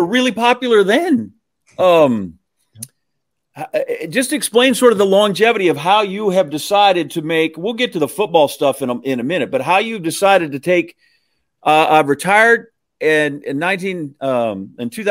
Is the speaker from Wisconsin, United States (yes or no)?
yes; Green Bay, Wisconsin, United States; I'm from Green Bay